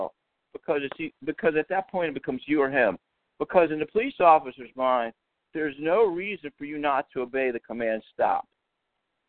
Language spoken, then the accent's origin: English; Washington, District of Columbia, United States; also born or lived in Baltimore, Maryland; I'm from Baltimore, Washington area, and I know it well. I was born in Washington, D.C., right in the city.